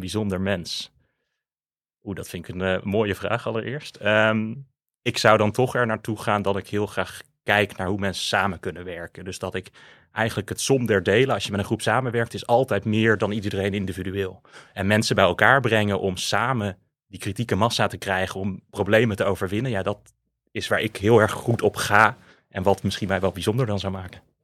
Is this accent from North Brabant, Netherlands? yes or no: yes; Eindhoven, North Brabant, Netherlands; now in 's-Hertogenbosch, Netherlands; Ik ben in Eindhoven opgegroeid